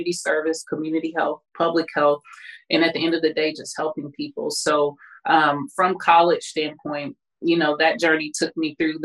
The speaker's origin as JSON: {"language": "English", "town": "Kansas City", "region": "Kansas", "country": "United States", "said": "I'm originally from Kansas City, Kansas"}